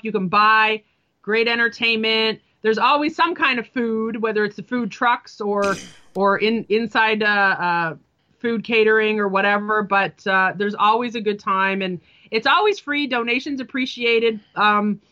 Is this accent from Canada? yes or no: yes; Canada; I grew up in Canada